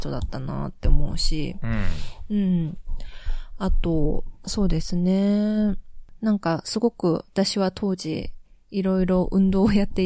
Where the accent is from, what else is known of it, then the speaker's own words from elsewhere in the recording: Jeolla, South Korea; now in Japan; 私トルラド出身で、で、若者なので